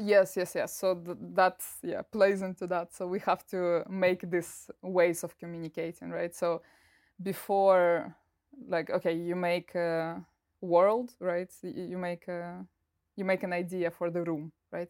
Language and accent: English; Russia; moved away as an adult; also born or lived in United Kingdom; my bachelor's diploma is from the university in Russia, in my hometown